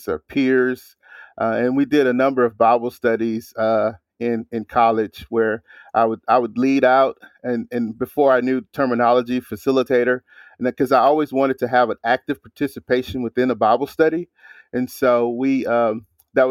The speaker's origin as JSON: {"language": "English", "town": "Hammond", "region": "Louisiana", "country": "United States", "also_born_or_lived": "New Orleans", "said": "I'm from Hammond"}